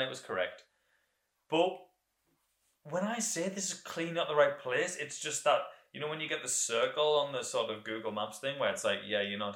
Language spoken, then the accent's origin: English; England, United Kingdom; as English people visiting, as foreigners